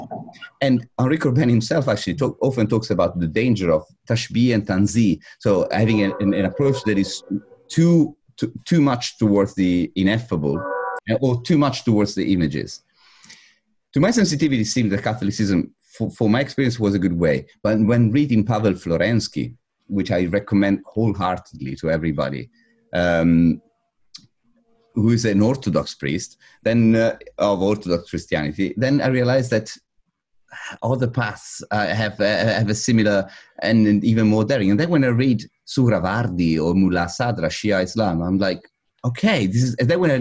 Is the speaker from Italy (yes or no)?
yes; Italy; I was raised in Italy